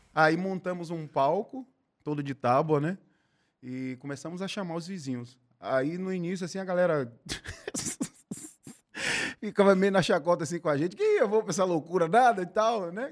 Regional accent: Salvador, Bahia, Brazil; eu fui nascido e criado em Piripiri, que é o subúrbio ferroviário aqui de Salvador

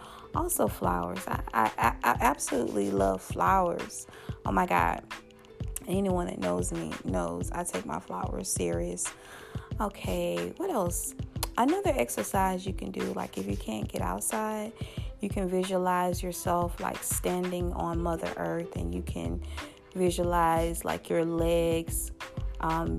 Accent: Louisiana, United States; Louisiana, my home state

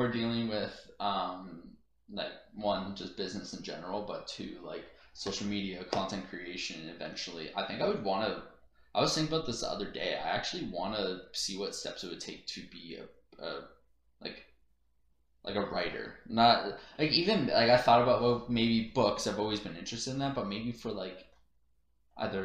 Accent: Canada; being a Canadian

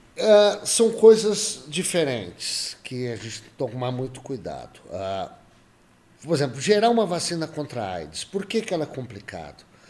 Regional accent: Jabuticabal, São Paulo, Brazil; moved away as an adult; also born or lived in Belo Horizonte, Brazil / United States; eu nasci em Jabuticabal há muitos anos atrás

